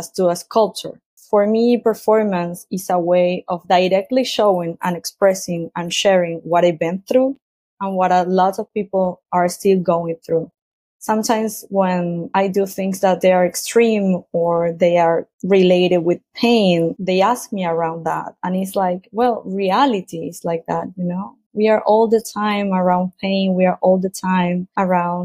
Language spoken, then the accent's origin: English; Argentina; moved away as an adult; I was born in Argentina and I grew up there